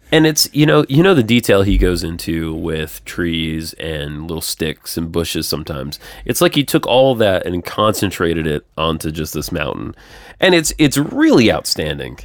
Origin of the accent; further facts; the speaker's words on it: Georgia, United States; now in Nashville, United States; I'm from Georgia